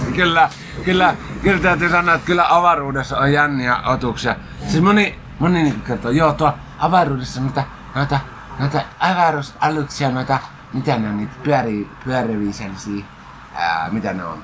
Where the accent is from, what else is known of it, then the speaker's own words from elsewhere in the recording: Helsinki, Uusimaa, Finland; mä olen kyllä ihan syntynyt Helsingissä ja asunut koko lapsuuteni Hesossa.